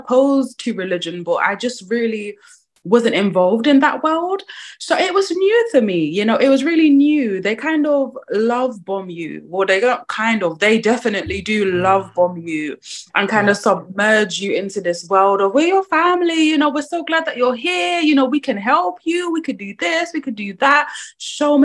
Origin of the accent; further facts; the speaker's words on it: Croydon, London, United Kingdom; I'm born and bred in Croydon